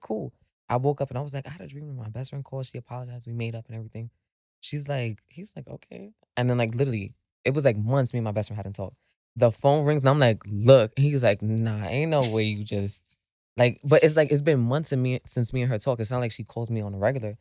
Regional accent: New York City, New York, United States; I am from the Bronx

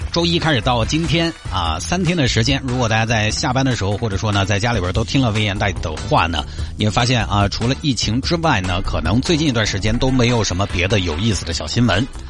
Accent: Sichuan, China; 现在咱们四川这边还有医护人员在往那边派

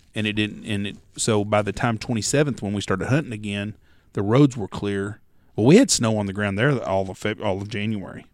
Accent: Texas, United States; I'm from Texas

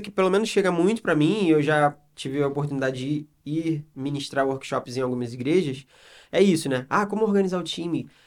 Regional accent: Rio de Janeiro, Brazil; moved away; sou carioca

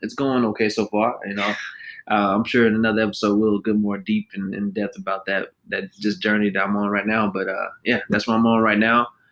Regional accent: Fort Worth, Texas, United States; I was born and raised in Fort Worth.

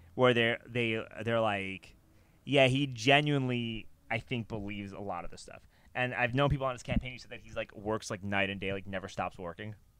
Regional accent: New York, United States; I grew up in New York

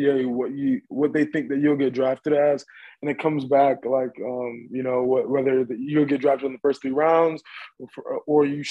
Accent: Florida, United States; growing up in Florida, I trained with this person called Premier Athletes

